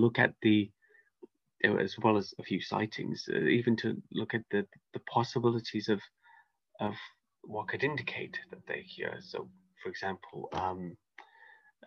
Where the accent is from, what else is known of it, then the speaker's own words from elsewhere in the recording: United Kingdom; I'm a British cryptozoology author, researcher, investigator.